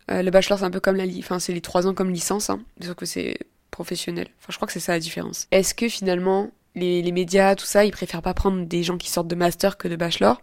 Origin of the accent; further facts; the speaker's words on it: Avignon, Provence-Alpes-Côte d'Azur, France; moved away as an adult; now in Nice, France; Je viens d'Avignon à l'origine, donc je suis pas partie euh, très loin.